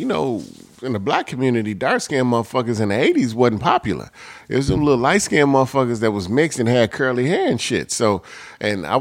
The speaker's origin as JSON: {"language": "English", "town": "Chicago", "region": "Illinois", "country": "United States", "tie": "born or raised there", "said": "growing up in Chicago."}